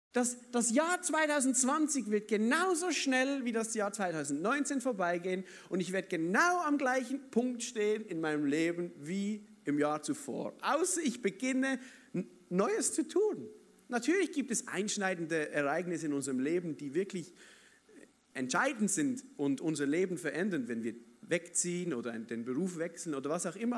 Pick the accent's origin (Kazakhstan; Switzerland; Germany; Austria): Switzerland; Basel, Basel-Stadt; ich bin ja Schweizer, oder, aber ich komme aus Basel, da hat's keine Berge und so